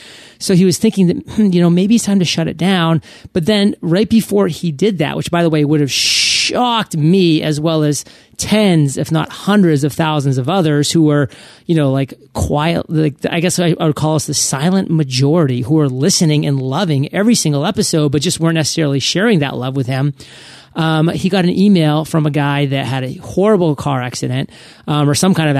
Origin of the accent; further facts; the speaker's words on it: Maine, United States; I'm from the States. I'm from Maine. And I love the States. And I love the United States of America. And I'm proud.